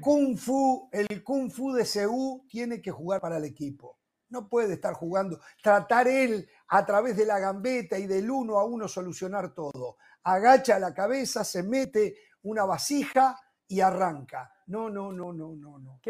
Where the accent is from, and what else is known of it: Uruguay